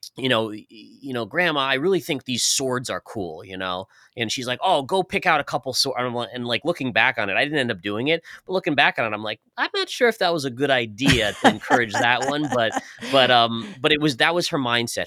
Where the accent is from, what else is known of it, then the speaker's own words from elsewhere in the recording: New York, United States; moved away as an adult; now in Tampa, United States; originally we're, we're all from New York